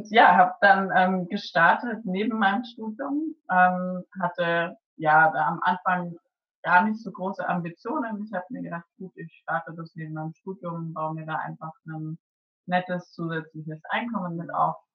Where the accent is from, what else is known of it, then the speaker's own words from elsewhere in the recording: Würzburg, Bavaria, Germany; now in Cologne, Germany; bin gebürtig aus Würzburg und lebe jetzt aktuell in Köln.